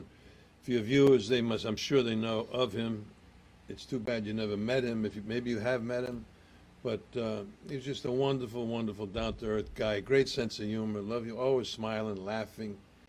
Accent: Rhode Island, United States; accent: Rhode Island; now in New Jersey, United States; You know, I'll tell you a quick story if you want about my accent. You know, I did come to Jersey with Park the Car, and first you got to go to church, you know.

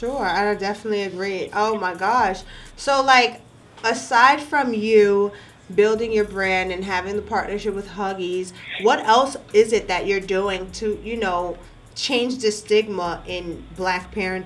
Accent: New York, United States; I'm from New York.

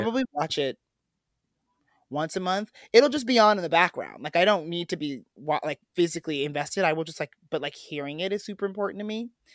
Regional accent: Midwest, United States; as a boy growing up in the Midwest

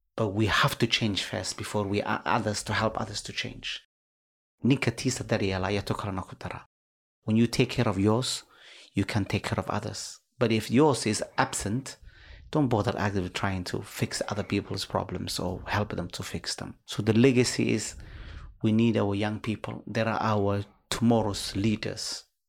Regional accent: Somalia; now in United Kingdom; our country

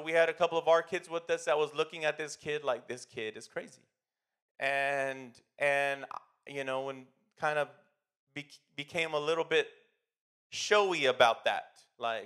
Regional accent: United States; I've never lived in another country, but I do know in America, we tend to think we are better because we're American

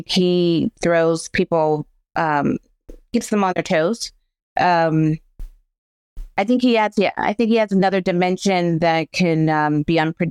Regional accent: Pittsburgh, Pennsylvania, United States; Well, growing up here, the city is so different now when I grew up.

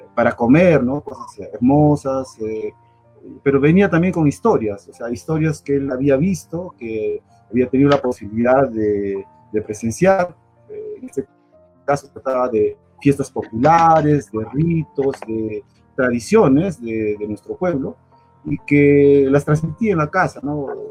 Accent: Arequipa, Peru; moved away as an adult; also born or lived in Europe; Antes del 1986 que, salí del Perú

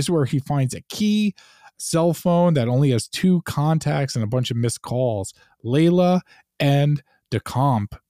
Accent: Long Island, New York, United States; I'm a Goomba from Long Island

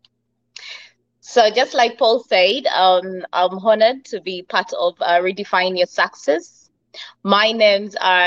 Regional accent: Uganda; moved away as an adult; now in United Arab Emirates; coming from Uganda to the UAE, because I'm from Uganda

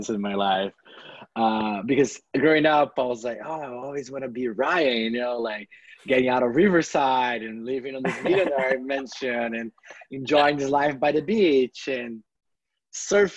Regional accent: Brazil; moved away as an adult; also born or lived in California, United States; now in Bay Area, United States; I come from this countryside city in Brazil that is very laid back

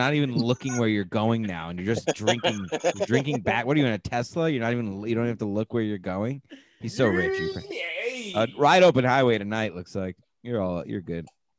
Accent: Connecticut, United States; I'm from Connecticut.

